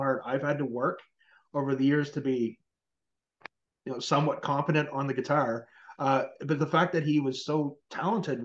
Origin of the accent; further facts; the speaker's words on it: Canada; being Canadian